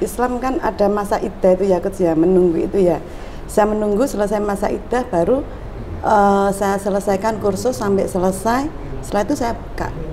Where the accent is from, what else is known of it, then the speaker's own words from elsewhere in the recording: Gresik, East Java, Indonesia; also born or lived in Sidoarjo; Saya memang asli Gresik